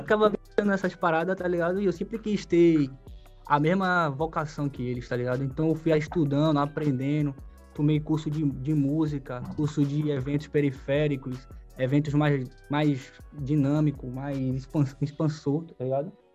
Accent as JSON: {"language": "Portuguese", "town": "Salvador", "region": "Bahia", "country": "Brazil", "said": "Salvador, sou da Liberdade"}